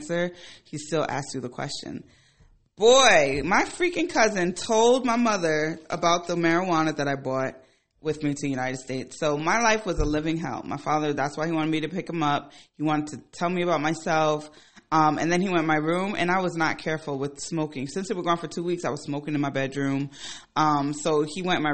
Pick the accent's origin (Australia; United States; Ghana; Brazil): Ghana; moved away; I'm from Ghana